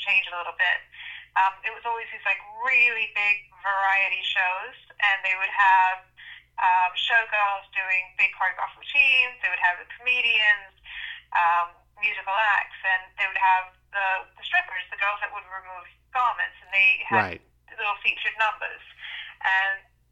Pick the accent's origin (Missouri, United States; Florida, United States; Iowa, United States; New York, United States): Florida, United States; Miami; also born or lived in London, United Kingdom; I moved here when I was a kid, and I've grown up mostly in Miami